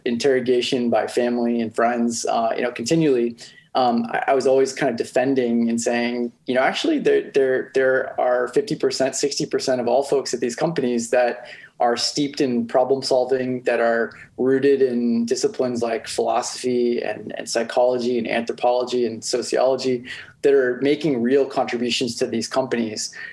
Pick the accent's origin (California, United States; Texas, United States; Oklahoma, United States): California, United States; Silicon Valley; my background really is kind of growing up in Silicon Valley